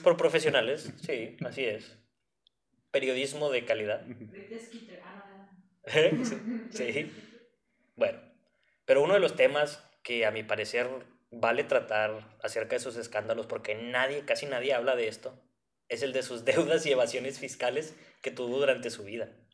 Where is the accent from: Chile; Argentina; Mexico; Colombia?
Mexico; northern Mexico; una persona de, del norte de México